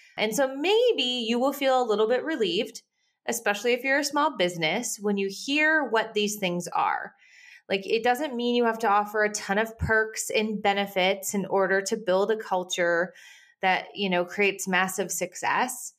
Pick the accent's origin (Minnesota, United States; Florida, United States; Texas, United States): Minnesota, United States; moved away; I grew up in Minnesota.